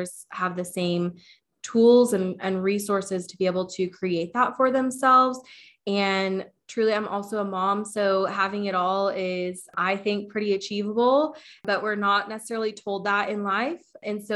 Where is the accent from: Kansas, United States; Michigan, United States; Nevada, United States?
Kansas, United States; Wichita; I'm from Wichita, Kansas